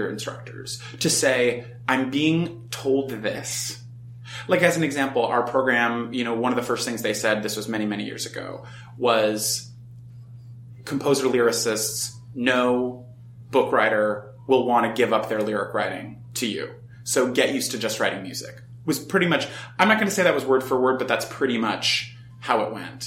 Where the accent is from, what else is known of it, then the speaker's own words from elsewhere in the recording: Los Angeles, California, United States; moved away as an adult; now in New York, United States; I'm from Los Angeles